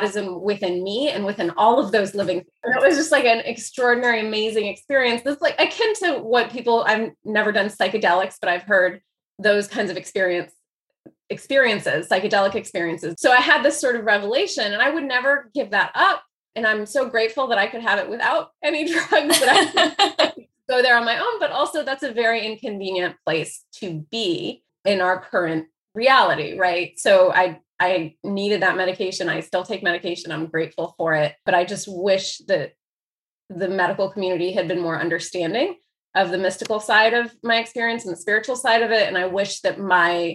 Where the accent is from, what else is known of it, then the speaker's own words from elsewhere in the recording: Dayton, Ohio, United States; first language Persian; also born or lived in Chicago, Illinois / Iran / Greece / France; I grew up mostly in Dayton, Ohio. I was born in Chicago